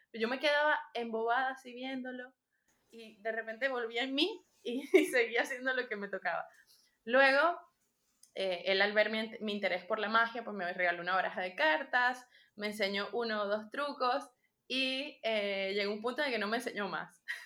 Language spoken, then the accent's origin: Spanish; Venezuela; also born or lived in Panama; now in Madrid, Spain; una venezolana que está por aquí